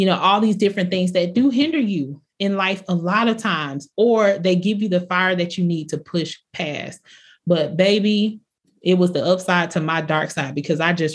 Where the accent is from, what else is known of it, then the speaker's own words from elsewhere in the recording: Bartow, Florida, United States; I was from Polk County, Florida, small town, Bartow